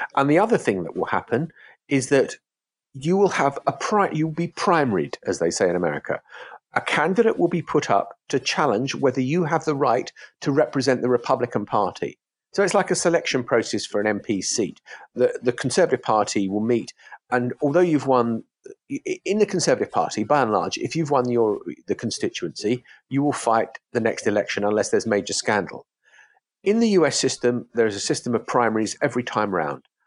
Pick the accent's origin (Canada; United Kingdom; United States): United Kingdom; as a British person